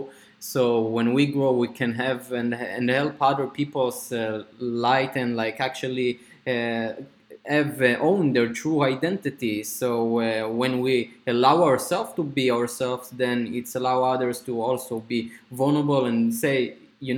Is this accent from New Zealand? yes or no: no; Israel; I'm coming from Israel.